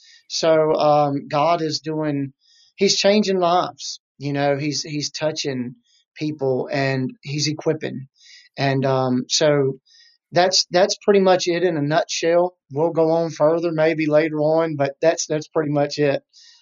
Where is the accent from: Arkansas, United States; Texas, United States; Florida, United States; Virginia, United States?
Virginia, United States; Petersburg; also born or lived in South Hill; I was born and raised. I was born in Petersburg, Virginia. Real short. Ended up living in South Hill, Virginia, which is on the border of North Carolina near Lake Gaston.